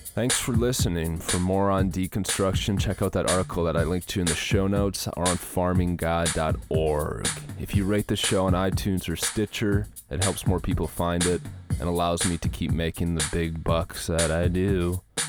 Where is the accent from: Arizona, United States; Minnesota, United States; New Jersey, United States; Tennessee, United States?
Minnesota, United States; now in Texas, United States; I'm from Minnesota. I live down here in Texas.